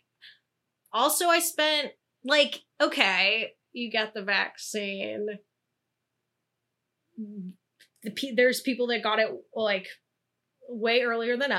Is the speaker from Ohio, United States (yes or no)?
yes; Ohio, United States; now in Los Angeles, United States; I'm from Ohio and my family lives in Pittsburgh